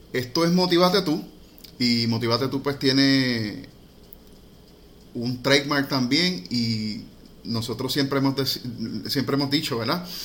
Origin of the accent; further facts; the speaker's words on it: Puerto Rico; somos puertorriqueños